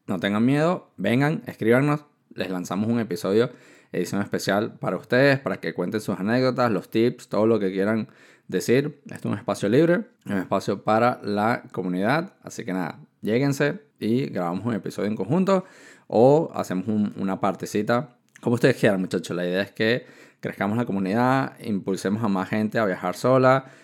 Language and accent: Spanish; Venezuela; moved away as an adult; also born or lived in China / Barcelona, Spain; soy de Venezuela, estoy estudiando ingeniería